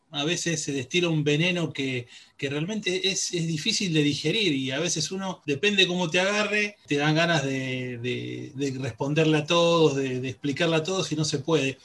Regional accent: Argentina; como argentino

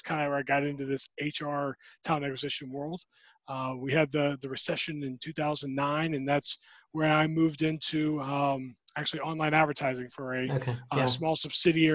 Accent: Dunwoody, Georgia, United States; I'm a native Georgian. I grew up in Atlanta

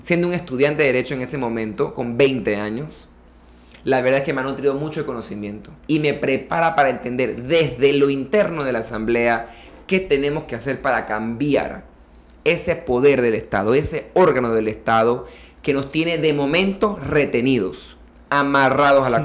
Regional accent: Panama; como panameño que quiere tener hijos y quiere una familia

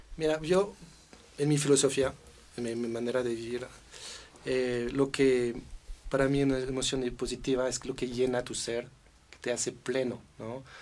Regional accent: Versailles, Île-de-France, France; Spanish is a second language; also born or lived in Paris; now in Mexico; crecí en Versalles

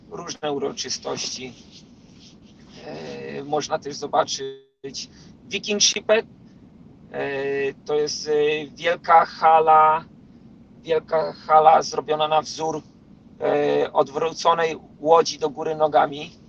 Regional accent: Poland; moved away; Ja, ja wyjechałem z Polski w 2012 roku.

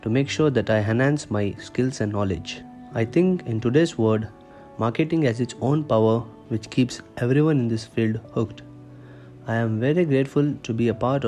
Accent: Davanagere, Karnataka, India; I am from Davanagere

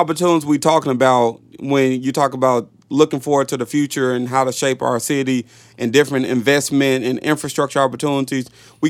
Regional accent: Little Rock, Arkansas, United States; I'm from Little Rock.

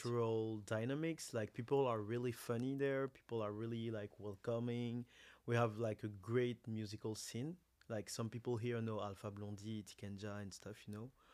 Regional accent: Côte d’Ivoire; moved away as an adult; now in Montreal, Canada; I'm from Ivory Coast. My mother is from Senegal and Mali

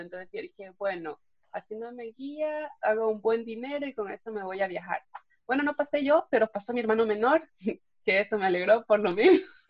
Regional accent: Puerto Baquerizo Moreno, Galápagos, Ecuador; moved away; also born or lived in Quito; Yo nací y crecí en Galápagos, en la isla de San Cristóbal

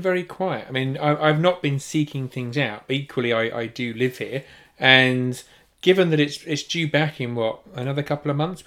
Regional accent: United Kingdom; being properly British

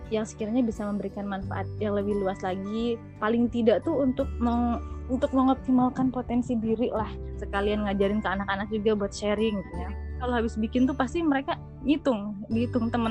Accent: Indramayu, West Java, Indonesia; now in Bandung, Indonesia; asalnya dari Indramayu sebetulnya cuman sekarang oh, Eh, tinggal menetap di Bandung bersama suami dan anak-anak.

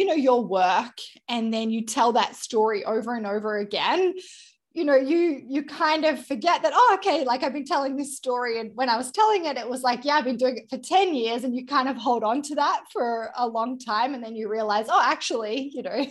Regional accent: Australia; moved away as an adult; now in Vancouver, Canada; I am Australian

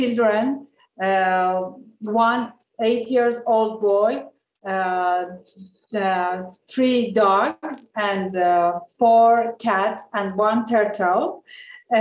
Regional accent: Tehran, Tehran Province, Iran; moved away as an adult; also born or lived in Famagusta, Cyprus; now in Kyrenia, Cyprus; I was born in Tehran in 1982

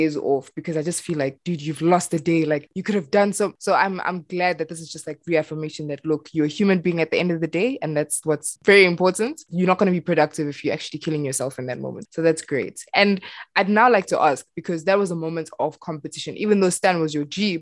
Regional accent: South Africa; I was born and raised in South Africa.

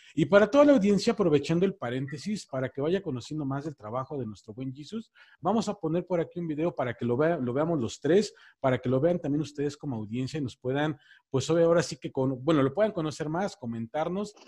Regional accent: State of Mexico, Mexico; now in Mexico City, Mexico; Yo soy de aquí de la Ciudad de México, bueno, vivo aquí en la Ciudad de México, soy del Estado de México

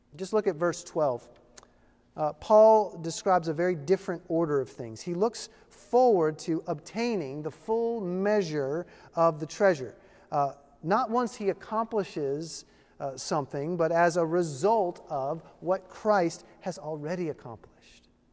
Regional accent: Virginia, United States; I was born in Virginia. And once a Virginian, always a Virginian

